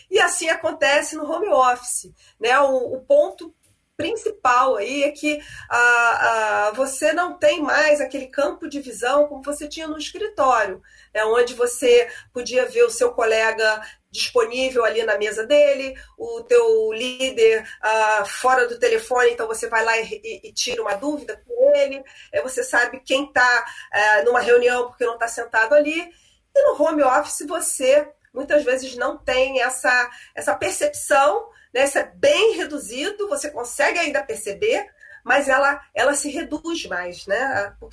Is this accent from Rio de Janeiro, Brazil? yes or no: yes; Rio de Janeiro, Brazil; aqui no Maracanã, Canã, né, que eu sou carioca